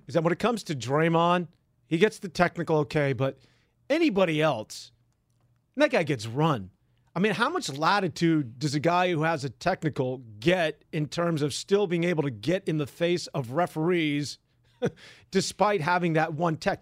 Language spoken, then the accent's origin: English; San Francisco, California, United States; I grew up right here in San, in the mean streets of San Francisco